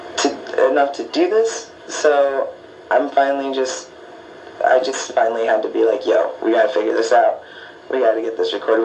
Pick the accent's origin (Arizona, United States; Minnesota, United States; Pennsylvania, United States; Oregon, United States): Arizona, United States; Tucson; also born or lived in Oakland, California; I grew up in Tucson. Um, I was born in Oakland, California